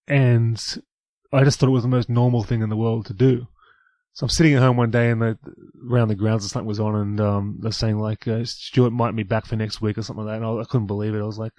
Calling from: New South Wales, Australia; I'm calling from New South Wales.

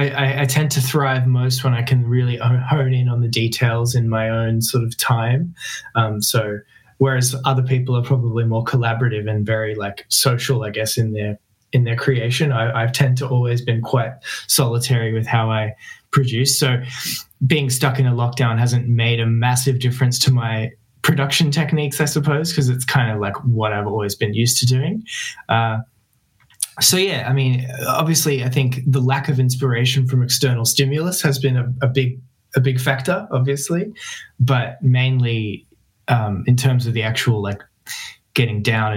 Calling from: Melbourne, Victoria, Australia; I'm joining you from my home studio in Melbourne, Australia.

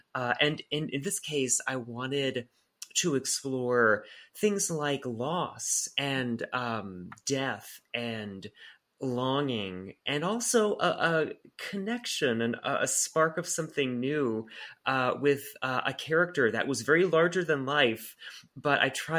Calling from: Atlanta, Georgia, United States; Yeah, I'm joining you from Atlanta, Georgia.

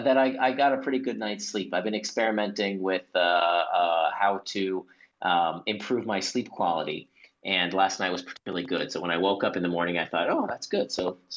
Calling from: Singapore; it is 8:30 p.m. over here in Singapore. I'm calling in from Singapore.

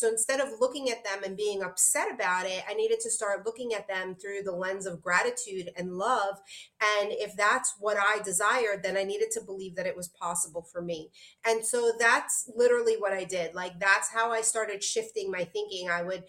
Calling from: Aruba; And here I'm calling in from Aruba, you know, so it's possible for anyone to shift their life.

